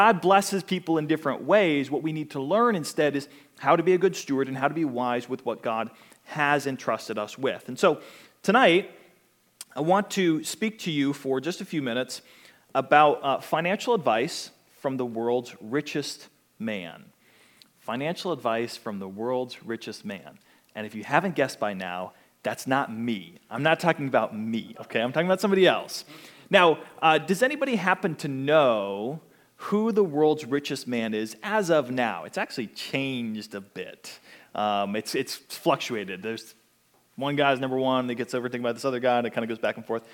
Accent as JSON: {"language": "English", "town": "Pittsburgh", "region": "Pennsylvania", "country": "United States", "tie": "born or raised there", "moved": "yes", "lives_now": "Pensacola, United States", "said": "I grew up in Pittsburgh, Pennsylvania"}